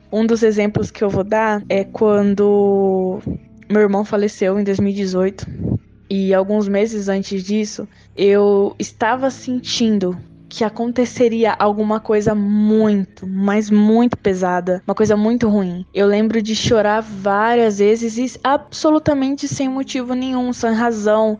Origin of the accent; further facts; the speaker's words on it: Chapada dos Guimarães, Mato Grosso, Brazil; eu sou do Mato Grosso, Chapada dos Guimarães